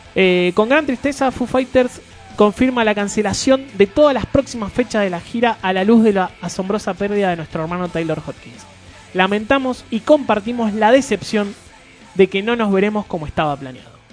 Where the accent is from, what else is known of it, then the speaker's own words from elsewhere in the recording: Argentina; Como argentino cabeza que somos